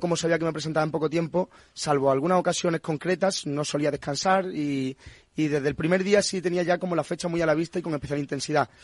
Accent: Punta Umbría, Andalusia, Spain; moved away as an adult; now in Madrid, Spain; yo soy de Puntombría, de Huelva

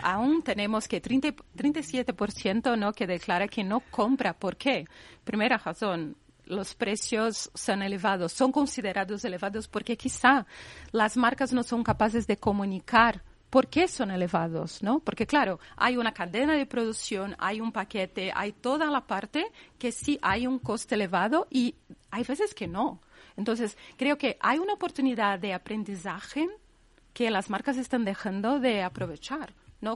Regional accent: Brazil; moved away as an adult; Yo que vengo de Brasil y ahí nuestra cultura es pagar todo en 20 veces

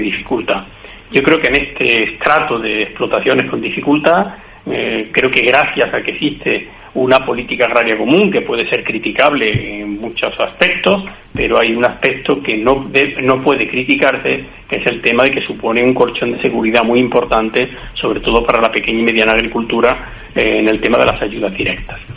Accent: Puente Genil, Andalusia, Spain; soy de Puente Genil, de la zona de la campiña de, Córdoba

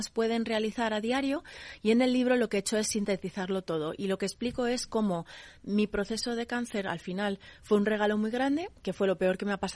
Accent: United States; Mi madre es de Minnesota. Yo me crié en Estados Unidos en muchos sitios.

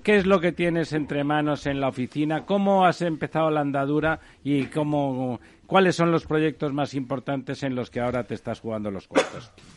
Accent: Catalonia, Spain; como soy catalán

